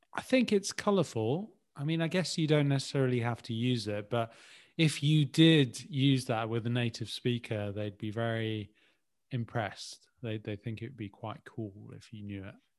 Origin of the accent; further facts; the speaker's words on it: Birmingham, West Midlands, United Kingdom; now in London, United Kingdom; coming from Birmingham